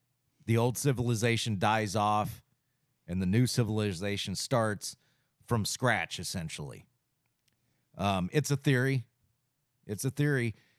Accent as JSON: {"language": "English", "country": "United States", "said": "I go back to being a constitutionalist, and I'm an American."}